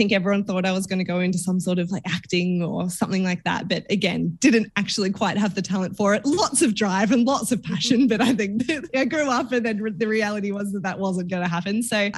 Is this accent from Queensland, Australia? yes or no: no; Werribee, Victoria, Australia; I grew up in little town. It was littler when I grew up there, but it was still very much suburbia in a place called Werribee in Melbourne. So out in the west side for anyone Melbourne based.